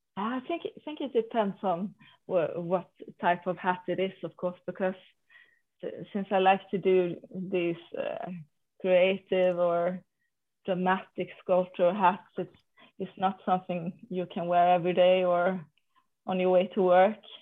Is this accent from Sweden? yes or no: yes; Sweden